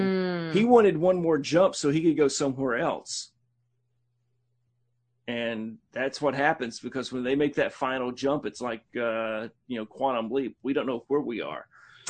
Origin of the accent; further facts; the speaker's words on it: Huntsville, Alabama, United States; I tell people I'm from Bluntsville all the time.